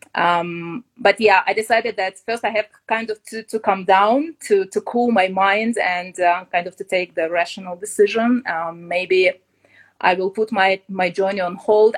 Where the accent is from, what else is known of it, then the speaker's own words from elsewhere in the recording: Kyiv, Ukraine; moved away as an adult; I come from Kiev. I was born there and I lived all my life before I started my trip.